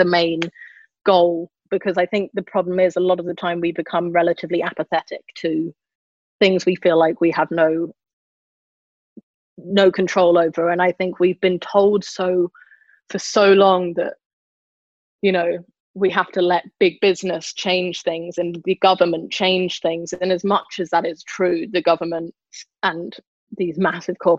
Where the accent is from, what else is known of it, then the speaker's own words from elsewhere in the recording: London, United Kingdom; I grew up near Battersea Dogs Home